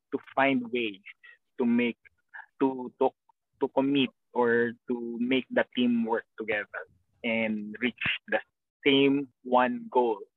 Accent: Philippines; Tagalog is a second language; moved away as an adult; now in Maryland, United States; April 18 umalis ako ng Pilipinas.

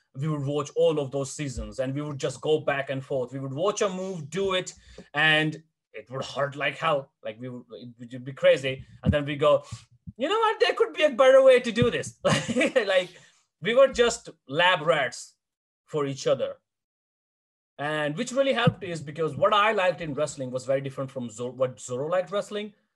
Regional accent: India; moved away; as an Indian eight, 17 and a half year old boy

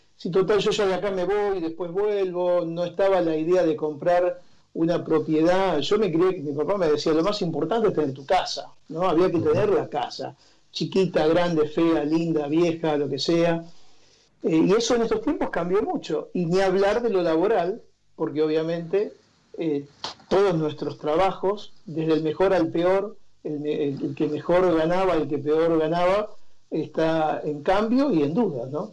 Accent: a town near Rosario, Santa Fe, Argentina; moved away; yo nací en Rosario y estudié en Rosario

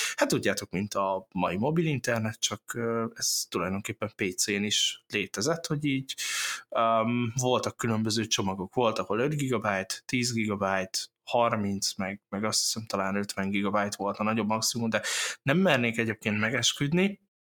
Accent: Miskolc, Borsod-Abaúj-Zemplén, Hungary; egy csodálatos uh, borsori faluból, úgynevezett Miskolc

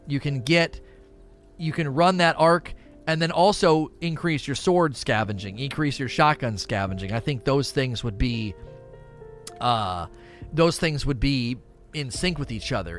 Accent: Canton, Ohio, United States; now in Kentucky, United States; I was born and raised in Canton, Ohio

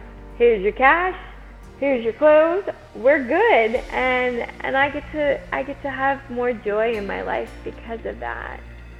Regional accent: Minnesota, United States; moved away as an adult; now in Arizona, United States; So I've lived in Arizona about 20 years and came from Minnesota.

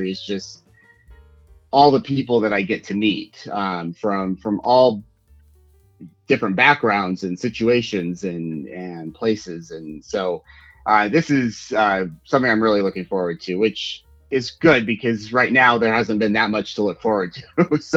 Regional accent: Utah, United States; now in Los Angeles, United States; my home state of Utah

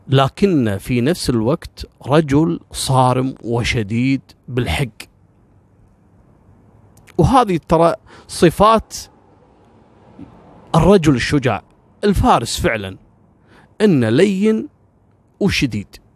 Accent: Kuwait; على فكره كثير يعتقد ان يعني انا ككويتي مثلا او الكويتيين ممكن لهم موقف من العراق

